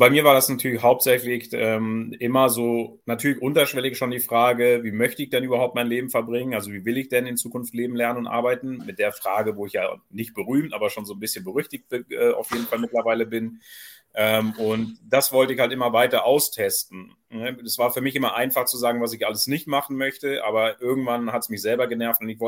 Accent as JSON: {"language": "German", "region": "Southern Germany", "country": "Germany", "lives_now": "Kiel, Germany", "said": "Ja, ich komme ja nicht ursprünglich aus dem Norden, also man muss ja immer zu erkennen geben. Also das ist dann so ein kleiner Hinweis, äh, dass die Leute auch wissen, dass ich aus dem Süden eigentlich komme."}